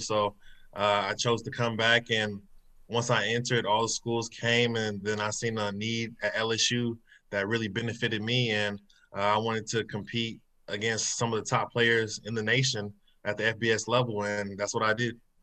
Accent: Kansas City, Missouri, United States; growing up in Kansas City.

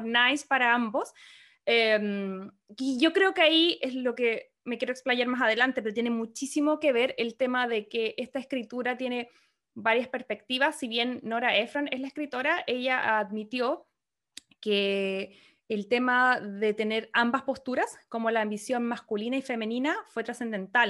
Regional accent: Chile; also born or lived in Antarctica; now in California, United States; nosotros como chilenas estamos acostumbrados a que el fin de año es, eh, qué sé yo, calorcito, empieza el verano

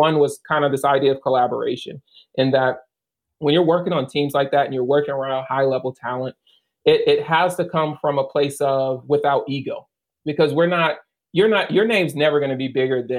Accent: the South, United States; I feel like they treat us differently because we're from the South.

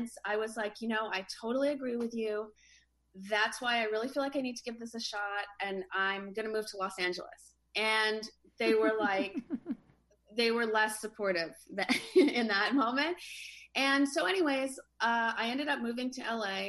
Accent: Canada; now in Venice, United States; I kind of grew up in a small Canadian town

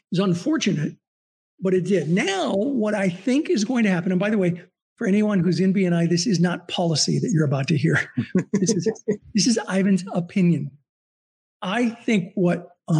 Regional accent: Southern California, United States; I grew up in Southern California

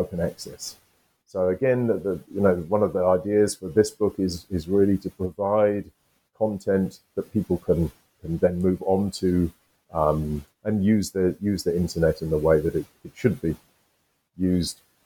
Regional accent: United Kingdom; I'm British, I'm from the UK

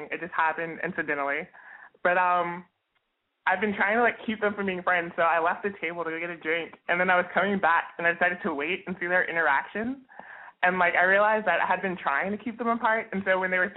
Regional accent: Baton Rouge, Louisiana, United States; I am 20. I'm from Louisiana, Baton Rouge, represent.

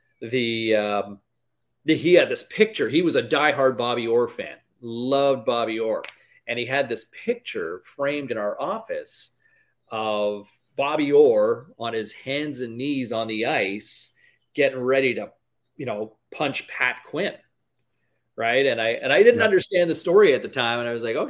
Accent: Ottawa, Ontario, Canada; growing up in Ottawa

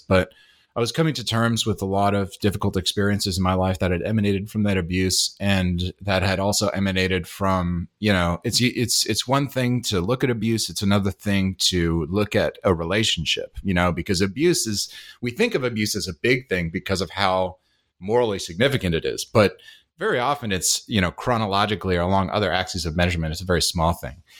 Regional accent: Hyde Park, New York, United States; moved away; I grew up in, uh, downstate New York

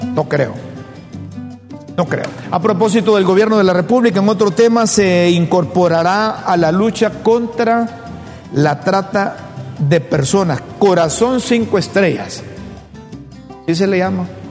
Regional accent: Honduras; como hondureño

